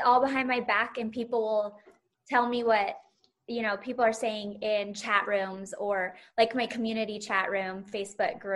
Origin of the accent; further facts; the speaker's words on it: Salt Lake City, Utah, United States; my hometown is now on the map of the Bravo world